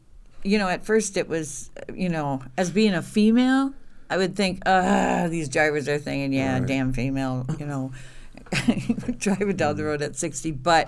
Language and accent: English; Willard, Wisconsin, United States; I am from Willard.